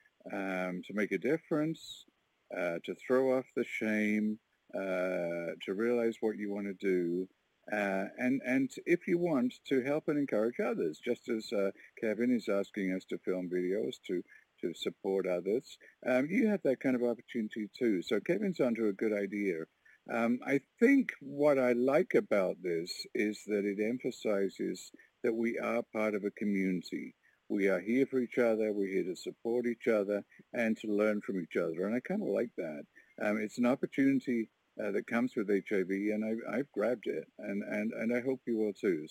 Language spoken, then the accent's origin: English; Warkworth, Ontario, Canada